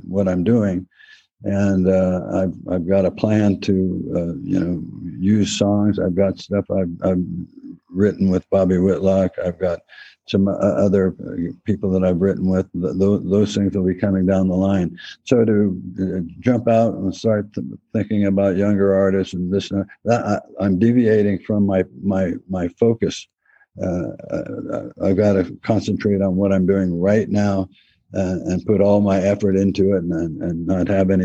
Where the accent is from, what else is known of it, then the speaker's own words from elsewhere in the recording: El Cerrito, California, United States; my hometown, El Cerrito